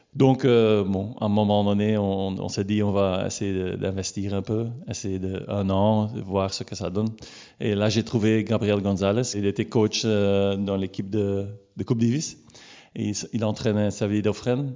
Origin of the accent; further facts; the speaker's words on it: Leopoldsburg, Flanders, Belgium; j'ai grandi à Bourg-Léopold.